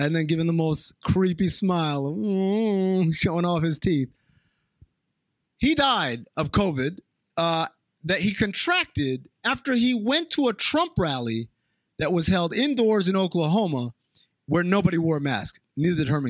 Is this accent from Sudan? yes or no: yes; Sudan; moved away; also born or lived in New York; I grew up in Sudan, and I grew up with a lot of Armenians